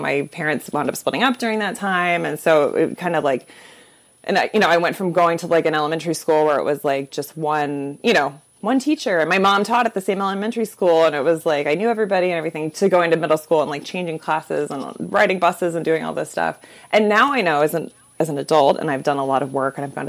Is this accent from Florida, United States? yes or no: yes; Orlando, Florida, United States; moved away; also born or lived in Chicago; I grew up in Orlando, Florida.